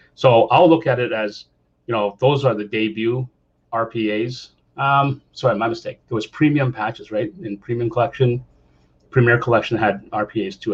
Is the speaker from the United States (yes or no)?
no; Canada; I'm Canadian